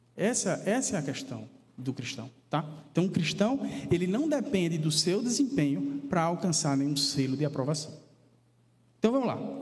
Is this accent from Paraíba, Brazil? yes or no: yes; Paraíba, Brazil; da minha terra natal, né, da Paraíba